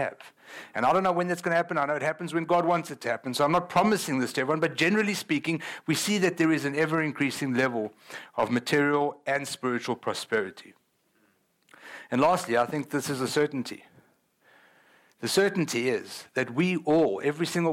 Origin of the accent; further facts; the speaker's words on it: South Africa; moved away; I'm from South Africa